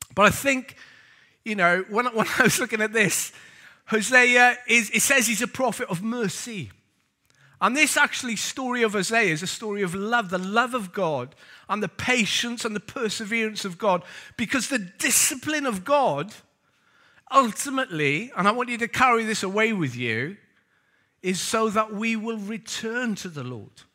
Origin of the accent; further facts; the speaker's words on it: Wales, United Kingdom; also born or lived in Lewisham; now in London, United Kingdom; I'm Welsh